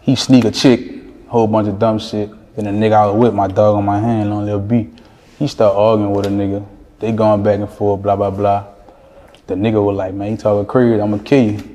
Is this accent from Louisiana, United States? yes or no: yes; New Orleans, Louisiana, United States; also born or lived in Iowa / Baton Rouge; I moved to New Orleans when I was like 3 because I'm originally born in Iowa